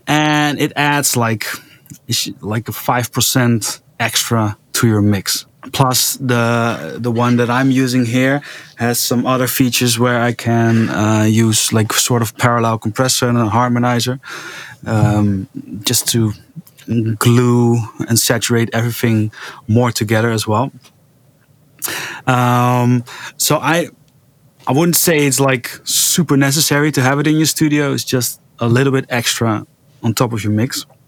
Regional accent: Netherlands; now in Aruba; because I came from the Netherlands, everything was 220 volts

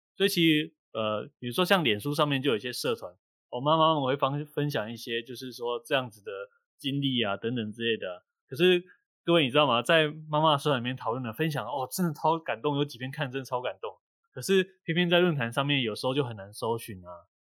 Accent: Kaohsiung, Taiwan; moved away as an adult; also born or lived in northern Taiwan; 因为我是高雄人，然后我来到北部工作

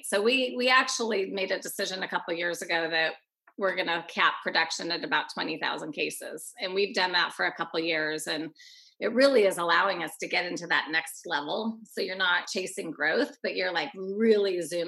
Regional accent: Oregon, United States; I was born and raised in Oregon.

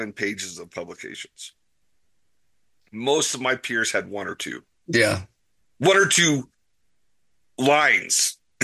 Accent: Las Vegas, Nevada, United States; I grew up in Las Vegas

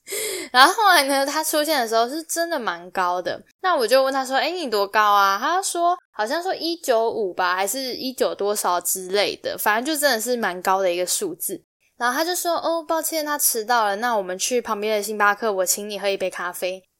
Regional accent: Taiwan; now in Ireland; 我来自台湾

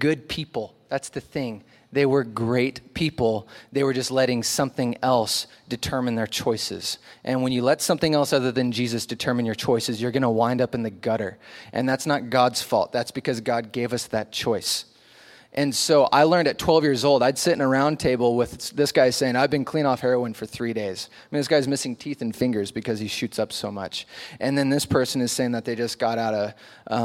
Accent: Oregon, United States; also born or lived in Long Beach, California; I moved up to Oregon when I was little and went to a church under a guy named John Corson

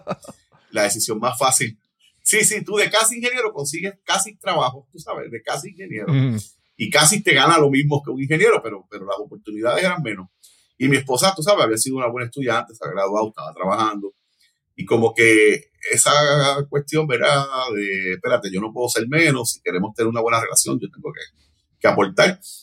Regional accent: Hatillo, Puerto Rico; accent: Hatillo sing-song (cantadito); also born or lived in Cataño, Puerto Rico; empecé a vivir en Atillo a los nueve años

